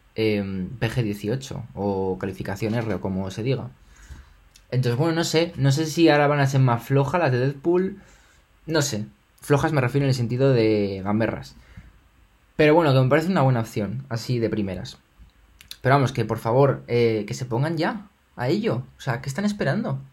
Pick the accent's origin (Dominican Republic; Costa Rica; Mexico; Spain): Spain; me siento español